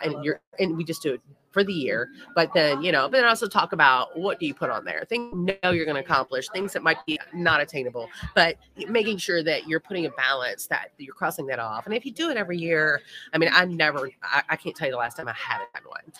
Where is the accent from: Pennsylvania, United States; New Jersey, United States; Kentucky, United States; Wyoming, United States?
Kentucky, United States; Louisville; I am from Louisville.